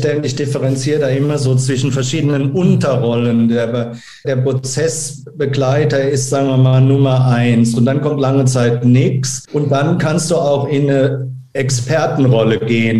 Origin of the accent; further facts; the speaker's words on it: Germany; auch als Deutscher